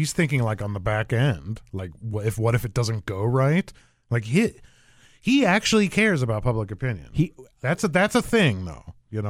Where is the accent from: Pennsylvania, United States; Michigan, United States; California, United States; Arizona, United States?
Arizona, United States; moved away; I'm from Arizona originally.